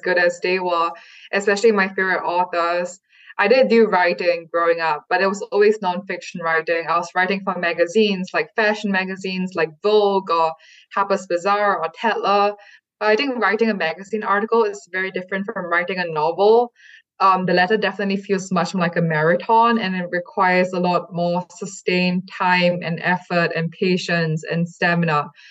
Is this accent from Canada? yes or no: no; Singapore; moved away as an adult; also born or lived in California; I never really saw one that reflected my hometown or even mentioned my hometown.